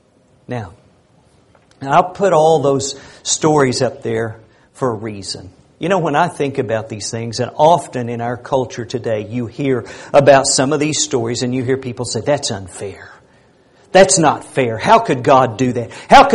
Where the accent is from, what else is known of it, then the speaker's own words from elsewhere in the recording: United States; as a American guy